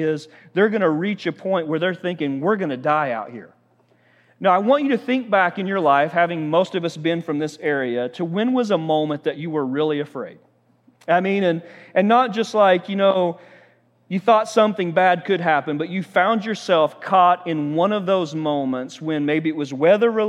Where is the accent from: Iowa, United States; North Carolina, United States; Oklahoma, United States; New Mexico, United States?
Oklahoma, United States; we're from Oklahoma